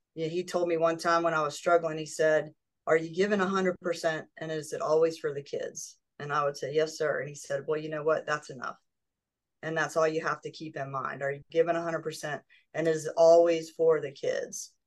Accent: Yorktown, Virginia, United States; I was uh, born and raised in Yorktown, Virginia

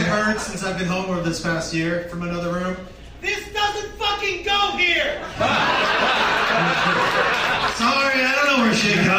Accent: Massachusetts, United States; I'm from Massachusetts.

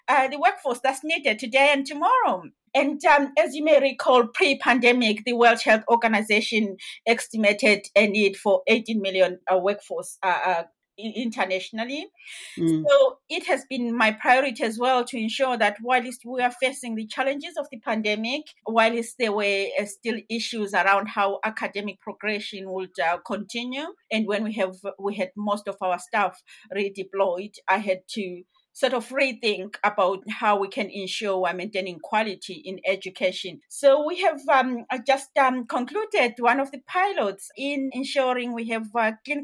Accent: Zimbabwe; moved away; I am originally from Zimbabwe. So in Zimbabwe, the entry at the time to nursing was that you needed to be 17 and a half years.

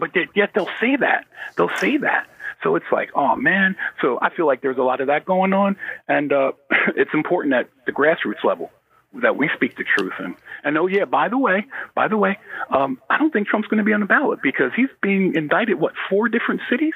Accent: United States; as a American black

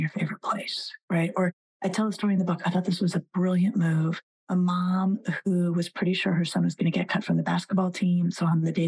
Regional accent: Colorado, United States; I grew up in Colorado and I worked as a bus girl until I could buy myself a car

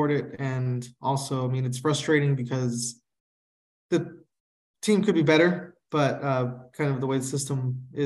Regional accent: Anaheim, California, United States; I grew up in Anaheim, going to Angels

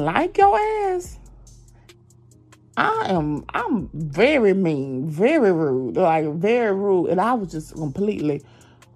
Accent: Georgia, United States; accent: southern; Y'all know my southern accent

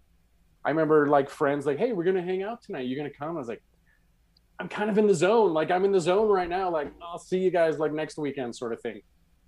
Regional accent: Utah, United States; also born or lived in Canada; I grew up, I'm from Canada. Mm-hmm. My family, we moved to Utah.

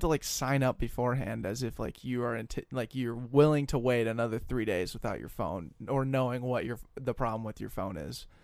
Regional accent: Colorado, United States; moved away as an adult; now in Minnesota, United States; I'm from Colorado

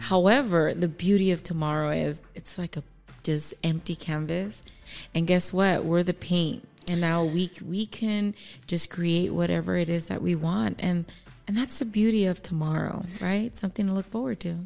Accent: Palmdale, California, United States; also born or lived in Echo Park, Los Angeles; I moved from Echo Park in ninety-two here to the Antelope Valley. So I started, um, elementary school

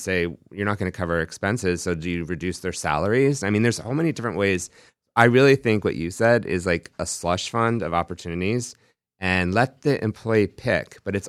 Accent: New York, United States; They also grew up where I grew up in New York

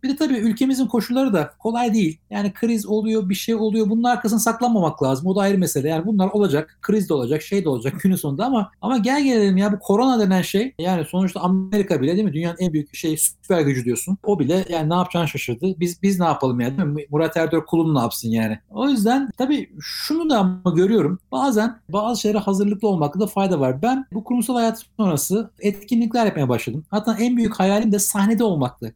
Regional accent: Ankara, Turkey; now in Istanbul, Turkey; orada doğdum, orada büyüdüm

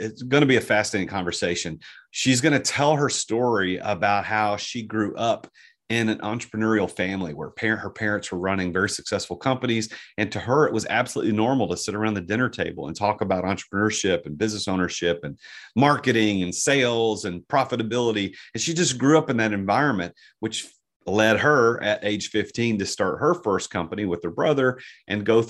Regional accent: Southern United States, United States; accent: Southern American; my Southern American accent

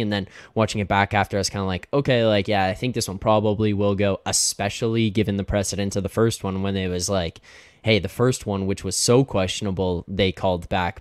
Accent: Canada; I'm Canadian

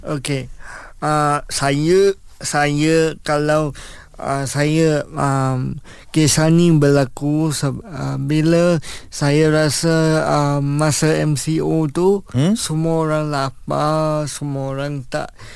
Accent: Kuala Lumpur, Malaysia; saya berasal daripada KL Kuala Lumpur

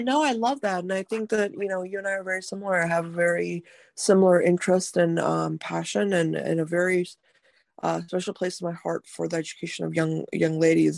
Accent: North India, India; moved away; I'm from India, um, from very North India actually

